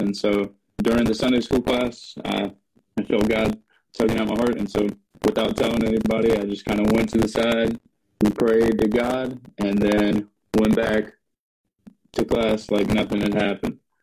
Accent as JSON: {"language": "English", "town": "Savannah", "region": "Georgia", "country": "United States", "tie": "born or raised there", "said": "I was born in Savannah, Georgia"}